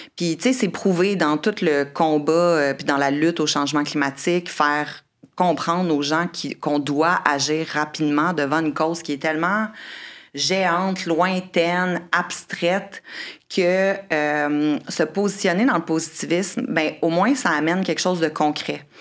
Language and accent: French; Quebec City, Quebec, Canada; moved away as an adult; also born or lived in Australia / Caribbean / Costa Rica / Honduras; j'ai grandi à Québec